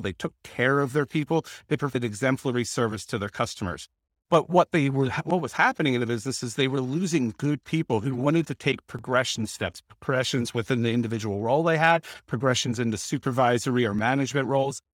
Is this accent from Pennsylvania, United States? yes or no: yes; Lancaster, Pennsylvania, United States; now in Penn Valley, United States; I'm from Lancaster, Pennsylvania